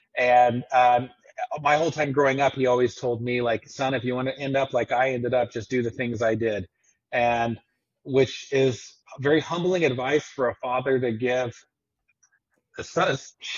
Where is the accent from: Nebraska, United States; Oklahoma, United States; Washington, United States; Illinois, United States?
Oklahoma, United States; Tulsa; also born or lived in Texas; now in Missouri, United States; so born in Texas, but spent most of my formative years, I guess, growing up in Oklahoma, and specifically in and around the Tulsa area.